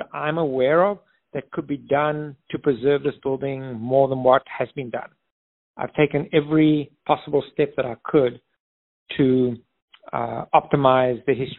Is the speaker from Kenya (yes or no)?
no; South Africa; now in Phoenix, United States; I'm South African and have experience of living under apartheid